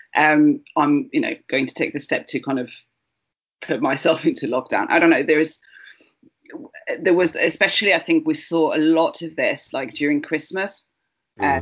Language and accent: English; Barcelona, Catalonia, Spain; now in United Kingdom; I was born in Barcelona